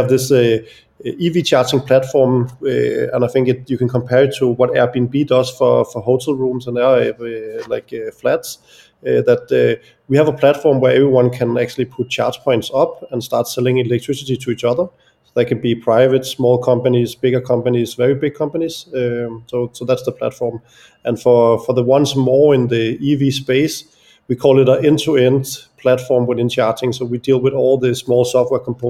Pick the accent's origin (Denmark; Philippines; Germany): Denmark; Copenhagen area, Capital Region of Denmark; also born or lived in London; I'm born and raised in the Copenhagen area